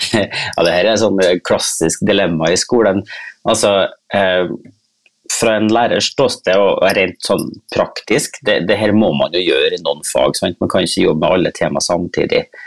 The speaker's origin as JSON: {"language": "Norwegian", "town": "Kristiansund", "region": "Møre og Romsdal", "country": "Norway", "tie": "born or raised there", "moved": "yes", "said": "jeg er nå en sånn oljeunge fra en oljeby. Ja. Eh, så jeg kommer jo fra Kristiansund"}